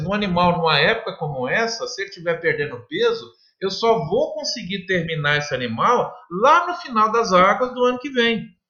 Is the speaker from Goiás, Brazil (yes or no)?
no; Minas Gerais, Brazil; Eu, eu, também sou mineiro de origem, né? Meus pais sempre, sempre produziram leite